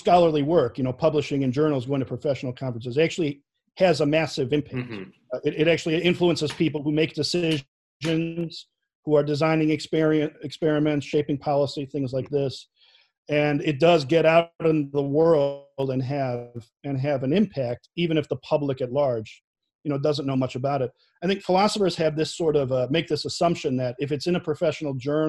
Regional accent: Chicago, Illinois, United States; accent: Chicago; Definitely the most Chicago thing about me, besides my accent, has got to be that I will not put ketchup on a hot dog ever.

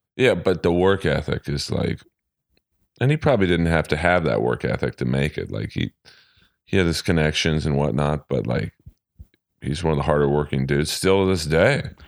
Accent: Los Angeles, California, United States; I'm from L

